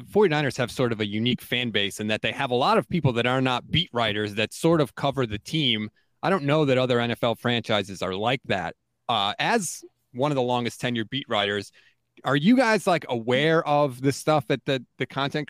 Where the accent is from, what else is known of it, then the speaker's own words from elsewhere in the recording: East Coast, United States; but I live on the East Coast. I was born and raised on the East Coast. I have a very East Coast mentality when it comes to sports fandom.